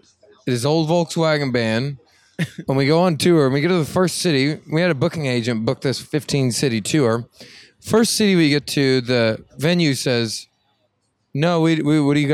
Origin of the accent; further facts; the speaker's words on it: Oklahoma, United States; Well, I'm from Oklahoma, so I know how those people think.